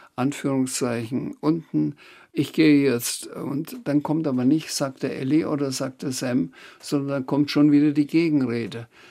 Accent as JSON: {"language": "German", "town": "Schweinfurt", "region": "Bavaria", "country": "Germany", "tie": "born or raised there", "said": "ich bin groß geworden in Schweinfurt"}